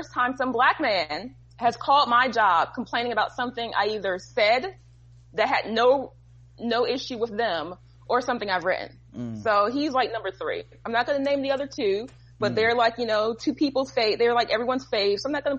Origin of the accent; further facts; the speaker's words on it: New Jersey, United States; I'm from New Jersey.